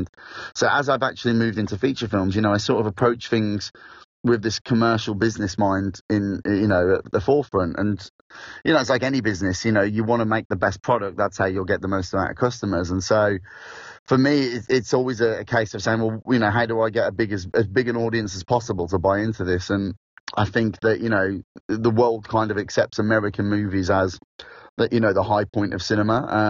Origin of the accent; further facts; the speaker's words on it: Midlands, United Kingdom; accent: Midlands; now in South of England, United Kingdom; everybody here is obviously speaking to me in a Midlands accent, so it's come back.